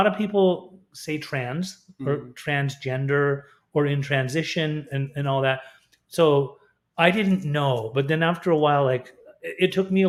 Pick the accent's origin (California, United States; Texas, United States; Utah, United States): Utah, United States; Salt Lake City; moved away; I was raised in Salt Lake City, Utah